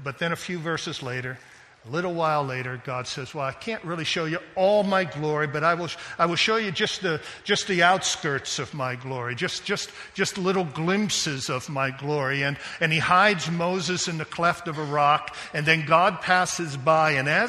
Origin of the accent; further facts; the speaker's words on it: Japan; I was going to say I grew up in Japan, but I do see some Chinese folks here, and maybe I better just be quiet on the ping pong.